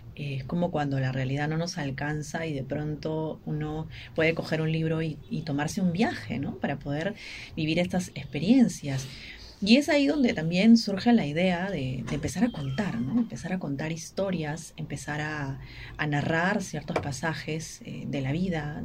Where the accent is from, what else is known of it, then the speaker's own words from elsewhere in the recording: Ica, Peru; vengo de Ica, que es la tierra de Valdelomar, que es nuestro principal poeta